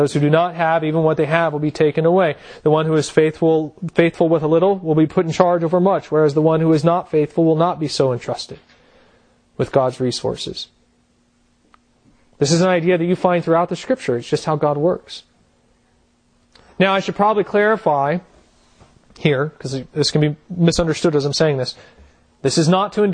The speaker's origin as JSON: {"language": "English", "country": "United States", "said": "as American Christians"}